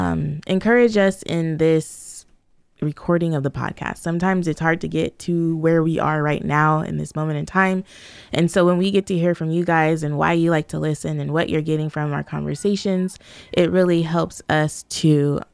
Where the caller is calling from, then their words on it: Australia; I'm coming from Australia, and I've been following your family for years and years